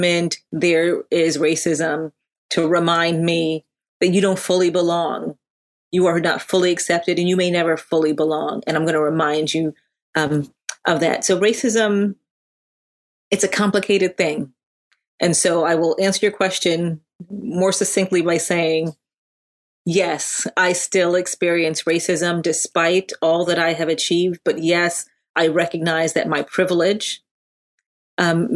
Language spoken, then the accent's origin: English; Connecticut, United States; also born or lived in Hartford, Connecticut / Windsor, Connecticut; I grew up in Connecticut. We were first in Hartford, Connecticut.